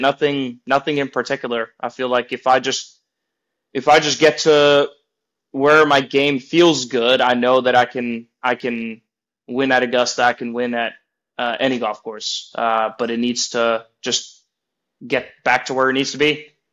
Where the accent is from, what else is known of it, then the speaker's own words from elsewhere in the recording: Norway; moved away; also born or lived in Oklahoma / Florida; I'm more of a mountain guy growing up in Norway.